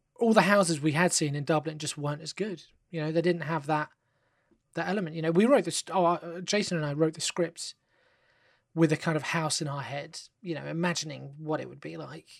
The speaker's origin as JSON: {"language": "English", "region": "London", "country": "United Kingdom", "said": "I live in England, you know, I'm from London"}